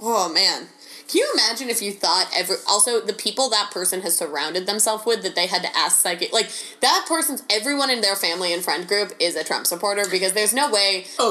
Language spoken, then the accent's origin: English; Ireland; As an Irish person